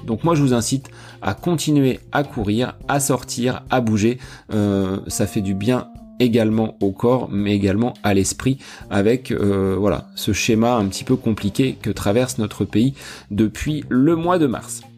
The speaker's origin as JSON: {"language": "French", "area": "Beauce", "region": "Centre-Val de Loire", "country": "France", "said": "chez nous en Bosse"}